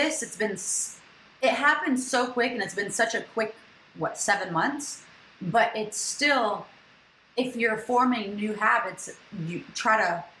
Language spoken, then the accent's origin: English; Michigan, United States; I'm from Michigan